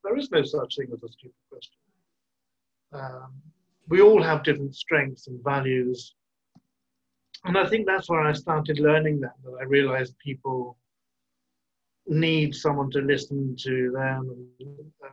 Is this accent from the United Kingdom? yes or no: yes; Burgess Hill, South East England, United Kingdom; now in Brussels, Belgium; I grew up in near the coast in a little town called Burgess Hill near Brighton